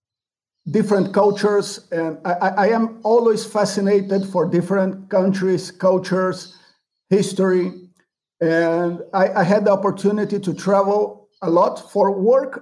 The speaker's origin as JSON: {"language": "English", "region": "Rio de Janeiro", "country": "Brazil", "said": "I am from Rio de Janeiro"}